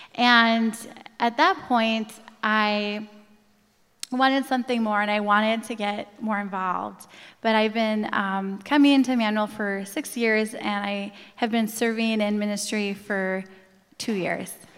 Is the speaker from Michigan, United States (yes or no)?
no; Coon Rapids, Minnesota, United States; I grew up in Coon Rapids.